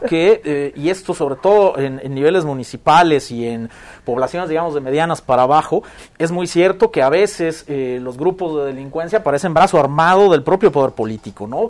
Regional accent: Mexico; como sociedad mexicana

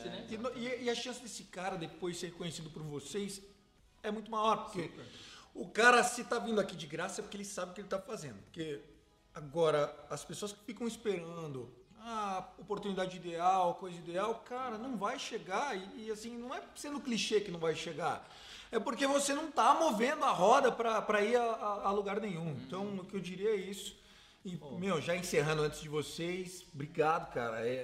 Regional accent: Sorocaba, São Paulo, Brazil; e eu sou sorocabano, que não

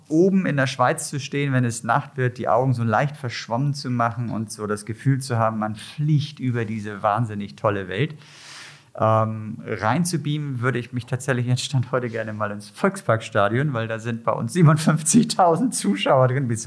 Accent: Hamburg, Germany; das ist für mich als Hamburger ein Traum.

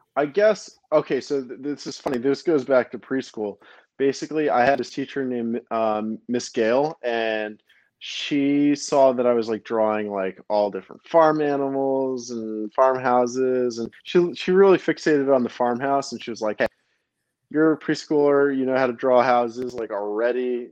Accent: New York City, New York, United States; also born or lived in New Jersey; I was born in Brooklyn, uh, New York

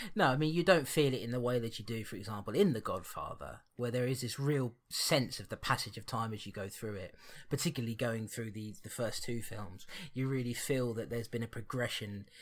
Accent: Barnet, London, United Kingdom; I was born in Barnet

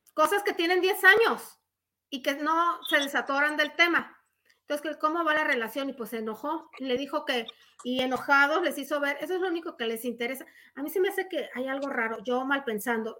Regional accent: Mexico; como buenos mexicanos

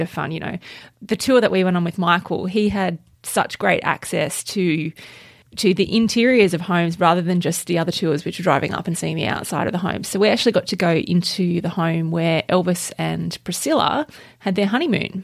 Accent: Australia; we're Australian.

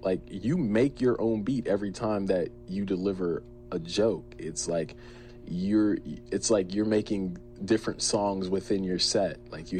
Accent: New Jersey, United States; also born or lived in Berlin, Germany; 1993, I was born in Berlin, Germany. And then I want to say I lived there for under a year, maybe 11 months. And then we moved to New Jersey.

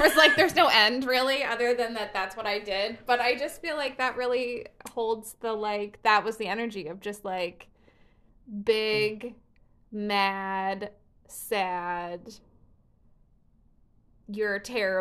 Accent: Chicago, Illinois, United States; I grew up in the Chicago area

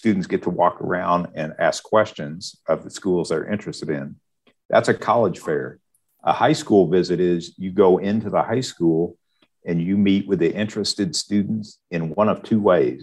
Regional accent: Higginsville, Missouri, United States; I'm actually live and I'm from Higginsville, which is just up the road. So I knew all these schools from growing up

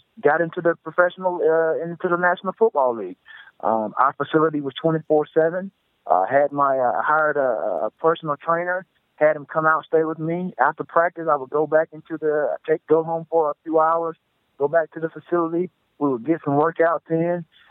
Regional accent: the South, United States; who I am from the South, I'm definitely a humble guy. I understand where I grew up and where I'm from

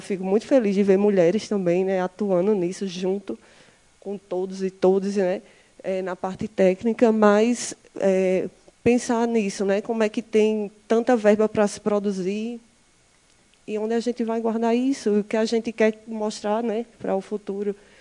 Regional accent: Campina Grande, Paraíba, Brazil; venho da Paraíba, da cidade chamada Campina Grande

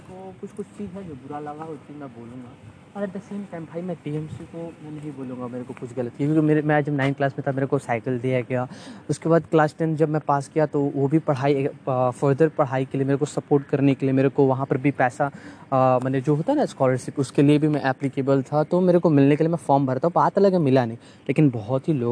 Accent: Bihar, India; अगर आप वही बिहार में चले जाओ मैं बिहार से बिलोंग करता हूँ बिहार का पटना का हाल इतना बेहाल है

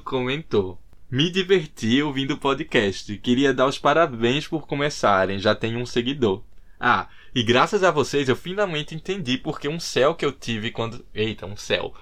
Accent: Recife, Pernambuco, Brazil; now in Dublin, Ireland; morando aqui em Dublin, o que eu sinto muita falta, o que eu sinto muita saudade é de Recife, Pernambuco, minha terra natal.

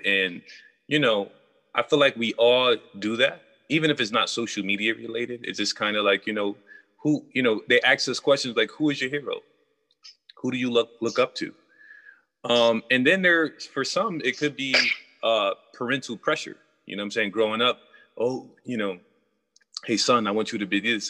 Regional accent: New York, United States; I'm from New York

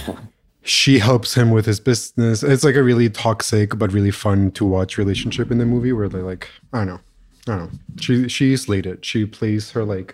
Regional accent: Colombia; they moved to Columbia like a month before I was born

